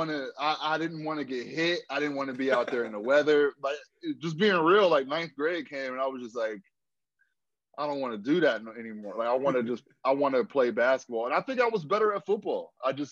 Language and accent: English; Aliquippa, Pennsylvania, United States; I grew up in Aliquippa, Plan 11, the hill